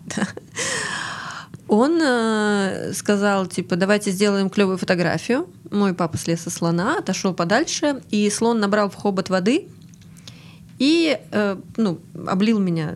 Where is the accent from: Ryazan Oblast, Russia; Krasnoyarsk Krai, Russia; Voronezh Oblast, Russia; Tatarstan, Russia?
Ryazan Oblast, Russia; Ryazan; also born or lived in Saint Petersburg; now in Krasnodar, Russia; я выросла в Рязани